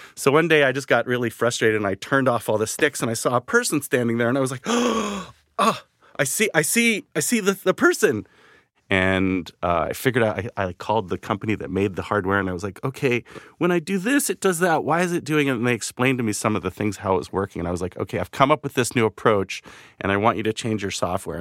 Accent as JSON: {"language": "English", "town": "Vancouver", "region": "British Columbia", "country": "Canada", "tie": "born or raised there", "moved": "as an adult", "said": "I grew up in Vancouver, Canada"}